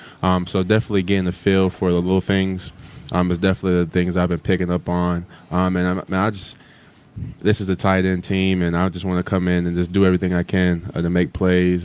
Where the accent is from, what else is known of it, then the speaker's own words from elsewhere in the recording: Powder Springs, Georgia, United States; moved away as an adult; also born or lived in Mississippi; now in Weehawken, United States; I'm from Powder Springs, Georgia.